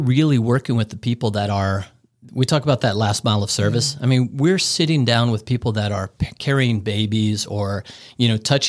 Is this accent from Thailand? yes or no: yes; Bangkok, Thailand; Look, I grew up in Bangkok, Thailand. I spent a large portion of my life internationally all over the world.